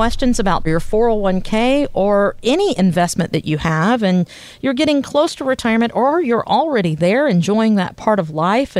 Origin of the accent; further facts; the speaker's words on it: the South, United States; As a Southerner born and raised in the South